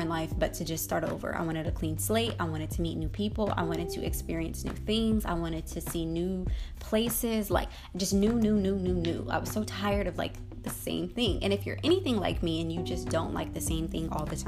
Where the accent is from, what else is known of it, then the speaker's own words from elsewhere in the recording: Denver, Colorado, United States; moved away as an adult; now in Florida, United States; I was born in Denver, Colorado, and I lived there for 19 years